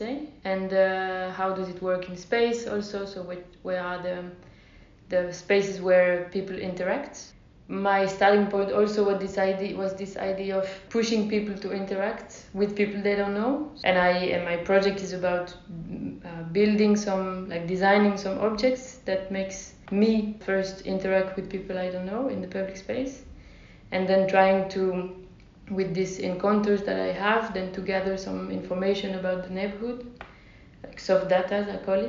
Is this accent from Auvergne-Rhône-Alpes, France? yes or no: yes; Lyon, Auvergne-Rhône-Alpes, France; moved away as an adult; also born or lived in Belgium; I'm from Lyon in France.